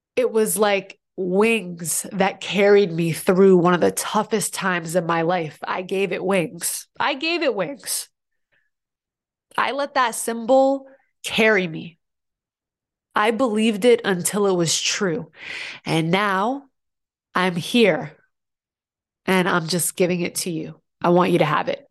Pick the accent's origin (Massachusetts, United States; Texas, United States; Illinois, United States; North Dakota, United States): Massachusetts, United States; Boston; now in New York, United States; I'm from Boston originally, so when I first moved to New York